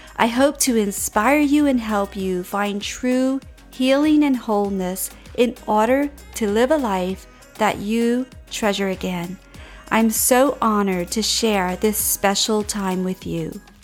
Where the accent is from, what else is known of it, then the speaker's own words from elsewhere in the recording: Louisiana, United States; We're from Louisiana